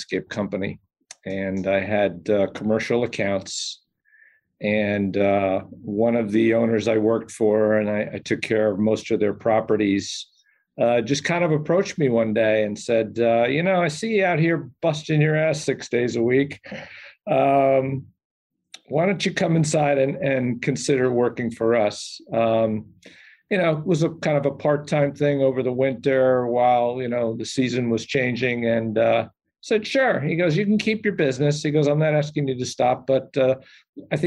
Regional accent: Saddle River, New Jersey, United States; I grew up in Saddle River, New Jersey, in Bergen County.

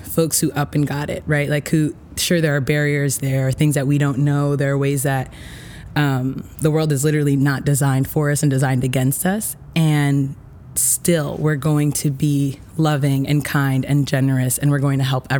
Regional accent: Utica, New York, United States; also born or lived in Dominican Republic (family); So I was born in New York City. I lived there up until I was 7. Okay. And that's when I moved to Utica

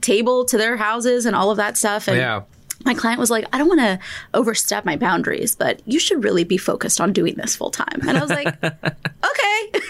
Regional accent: California, United States; moved away as an adult; now in New Jersey, United States; I'm originally from California

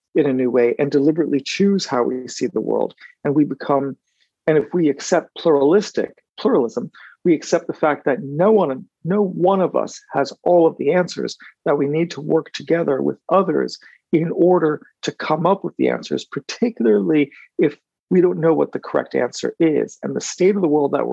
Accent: United States; I'm an American in part because my family lineage is French

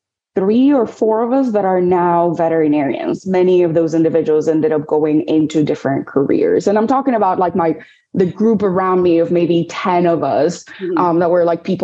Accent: Dominican Republic; moved away; also born or lived in New York City; I grew up in the Dominican Republic, and there my mom is a veterinarian.

